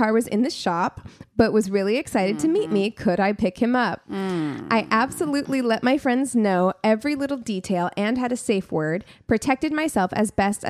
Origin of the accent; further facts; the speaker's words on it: Missouri, United States; now in Los Angeles, United States; I'm from Missouri.